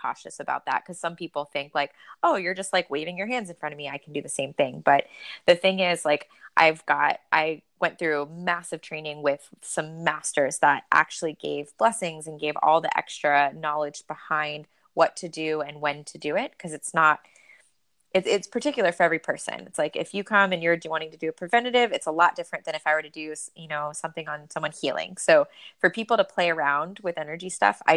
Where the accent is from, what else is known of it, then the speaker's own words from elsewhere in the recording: Florida, United States; moved away; The water is still warm in Florida in the winter. I grew up there.